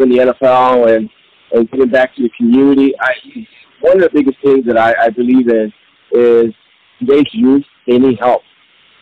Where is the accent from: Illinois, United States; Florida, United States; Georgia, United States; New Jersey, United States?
Illinois, United States; Chicago; I grew up in Chicago, and I grew up in the Humboldt Park area.